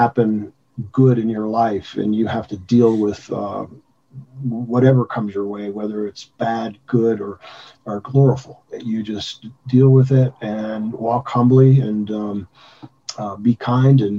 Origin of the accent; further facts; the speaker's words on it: Gary, Indiana, United States; moved away; also born or lived in Tulsa; I was born in Gary, Indiana, which is a very tough city to be raised